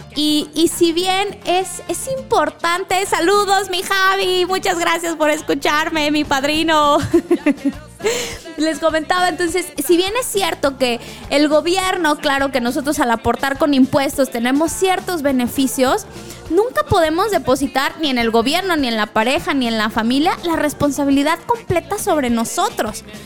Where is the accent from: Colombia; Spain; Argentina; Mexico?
Mexico; como mexicanos